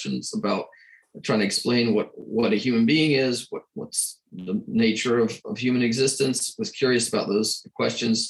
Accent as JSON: {"language": "English", "town": "Atlanta", "region": "Georgia", "country": "United States", "tie": "born or raised there", "moved": "yes", "lives_now": "Vatican City", "said": "I was born in Atlanta"}